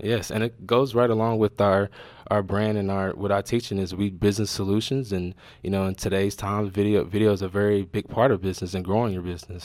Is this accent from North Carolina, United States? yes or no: yes; North Carolina, United States; also born or lived in Wilson, North Carolina / Charlotte, North Carolina / Creston, Iowa; now in Iowa, United States; I'm from North Carolina. I was born in a small town called Wilson, North Carolina. Then I moved to a little bit bigger city, Charlotte, North Carolina